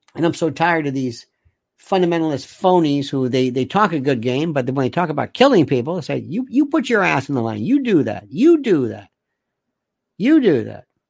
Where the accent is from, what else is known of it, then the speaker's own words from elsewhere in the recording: United States; I'm very proud to say that I am an American.